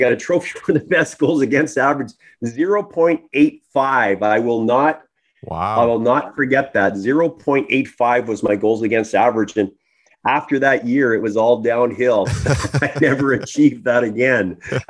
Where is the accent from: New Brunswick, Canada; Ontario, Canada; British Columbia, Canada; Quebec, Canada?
Ontario, Canada; Toronto; born there; I was born in Toronto, the Toronto area.